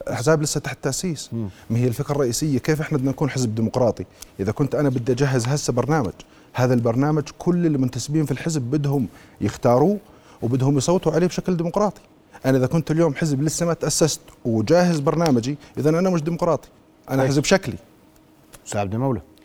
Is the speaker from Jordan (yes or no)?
yes; Jordan